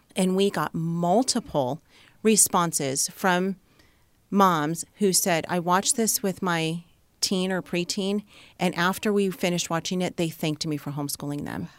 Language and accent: English; Southern California, United States; moved away as an adult; we are from Southern California, and that was our bubble, and that was our comfort zone